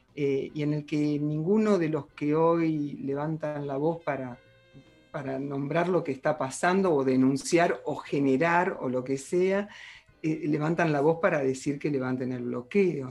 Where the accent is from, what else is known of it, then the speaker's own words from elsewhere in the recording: Argentina; uno como argentino